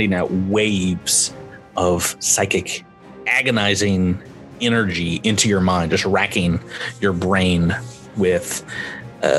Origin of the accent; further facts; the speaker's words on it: North Carolina, United States; I grew up in North Carolina.